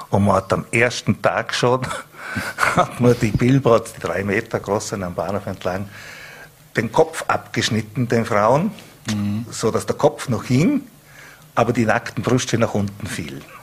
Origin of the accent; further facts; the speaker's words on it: Bregenz, Vorarlberg, Austria; Also die Menschen und natürlich, äh, ich bin ja aus Bregenz, mhm.